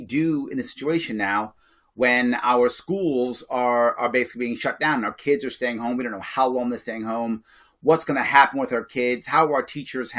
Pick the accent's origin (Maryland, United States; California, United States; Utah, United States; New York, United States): New York, United States; New York City; I grew up in the Bronx, a poor neighborhood in the 70s